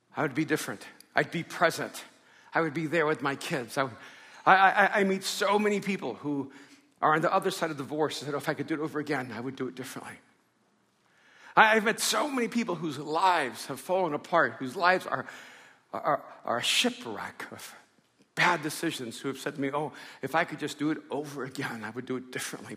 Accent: Miami, Florida, United States; also born or lived in El Salvador; grew up in Miami when I came over from El Salvador

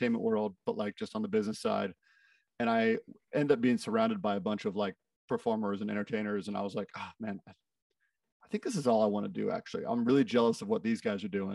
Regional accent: Brownsburg, Indiana, United States; now in Nashville, United States; I'm from central Indiana originally, a little town called Brownsburg. But I've lived in Nashville, Tennessee now for 15 years or so

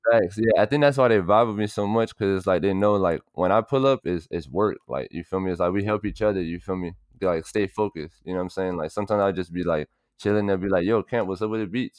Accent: Miami, Florida, United States; also born or lived in Miramar, Florida / Broward County, Florida; I'm from Miami and Broward because I lived in Miami for ten years and I lived in Broward for, like, well, I lived in Miami for nine, I lived in Broward for nine

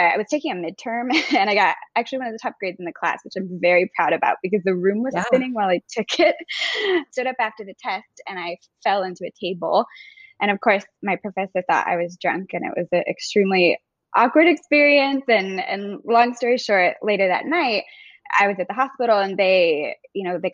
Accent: Texas, United States; now in Florida, United States; I'm originally from Texas, but currently live in Florida with my husband

